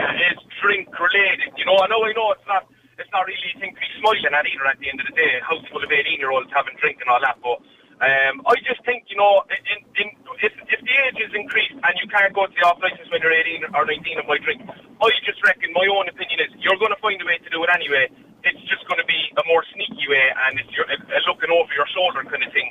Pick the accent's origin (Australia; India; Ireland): Ireland; us as Irish people